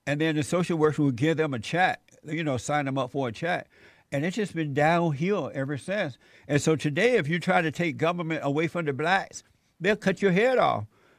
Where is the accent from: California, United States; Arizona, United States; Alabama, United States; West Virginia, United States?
Alabama, United States; moved away as an adult; now in Los Angeles, United States; I remember once when I moved from Alabama to Los Angeles in my early 20s, I met friends and I ended up smoking pot.